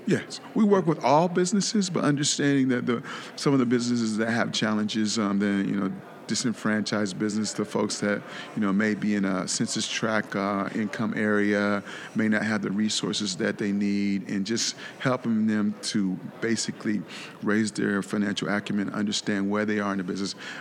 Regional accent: Columbus, Ohio, United States; moved away as an adult; now in South Florida, United States; I'm originally from Columbus, Ohio moved uh, to South Florida about 15 years ago

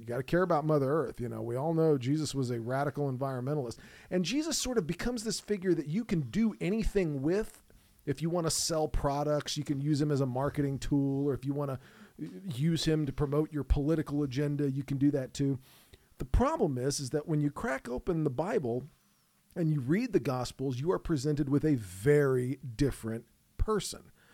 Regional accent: United States; I grew up and live in the United States of America, so I know this culture

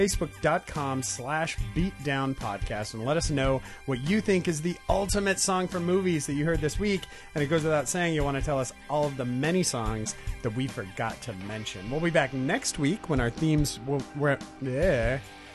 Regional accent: Ventura, California, United States; my hometown in Ventura

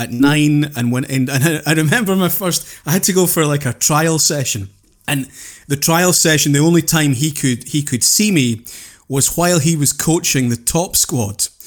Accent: Houston, Scotland, United Kingdom; also born or lived in Penicuik, Scotland; when I was nine, We moved from Pennycook on the east coast of Scotland through to Renfrewshire, Houston, and Renfrewshire over on the west coast.

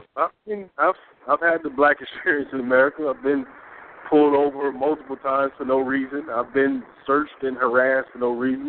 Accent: Peoria, Illinois, United States; I'm from the inner city of a place called Peoria, Illinois. So not Chicago, a little smaller

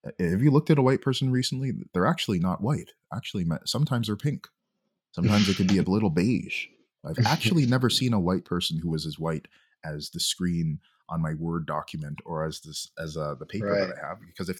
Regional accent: Jamaica; now in Montreal, Canada; I'm from Jamaica

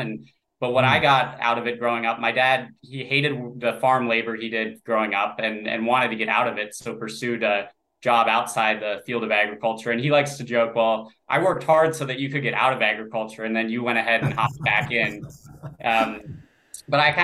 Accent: Florida, United States; Growing up in Florida

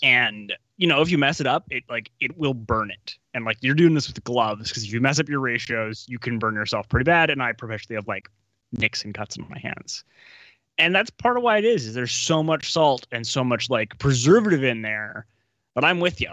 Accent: Winnipeg, Manitoba, Canada; moved away; born and raised in Winnipeg

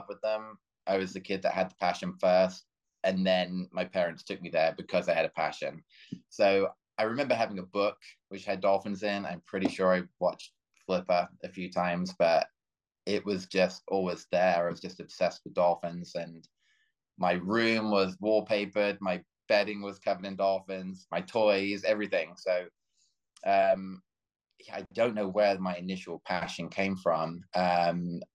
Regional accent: United Kingdom; moved away as an adult; now in Florida Keys, United States; I am British bred and currently living in the Florida Keys

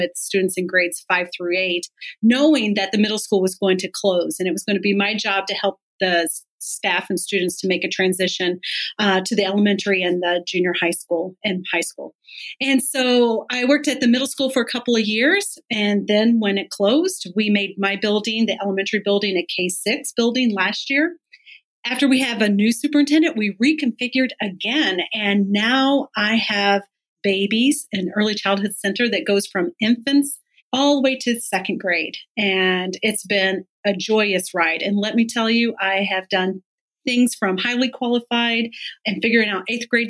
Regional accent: Missouri, United States; moved away as an adult; also born or lived in Louisiana; now in Michigan, United States; I'm actually from Missouri originally and started my teaching career there

